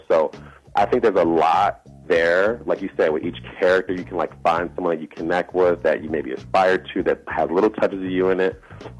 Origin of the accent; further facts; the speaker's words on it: Chicago, Illinois, United States; moved away as an adult; now in Los Angeles, United States; I'm from Chicago, born and raised.